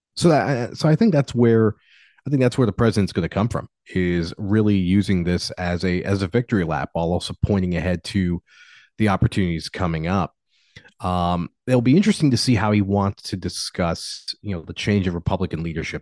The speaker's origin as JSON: {"language": "English", "country": "United States", "said": "an American citizen"}